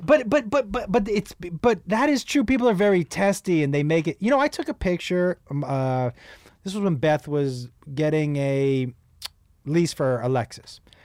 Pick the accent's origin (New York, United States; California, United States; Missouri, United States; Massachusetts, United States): Massachusetts, United States; now in Los Angeles, United States; I'm from Massachusetts